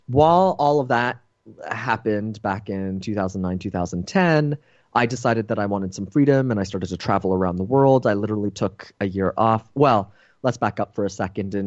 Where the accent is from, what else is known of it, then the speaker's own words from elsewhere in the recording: Toronto, Ontario, Canada; moved away; I'm originally from Toronto, Canada